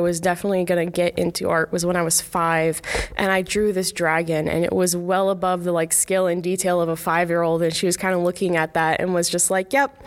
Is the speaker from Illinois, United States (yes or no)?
yes; Galesburg, Illinois, United States; I grew up in the Galesburg and Watauga area